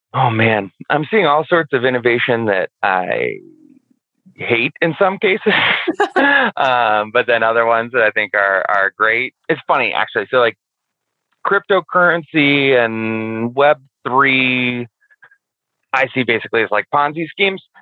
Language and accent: English; Boston, Massachusetts, United States; I'm from Boston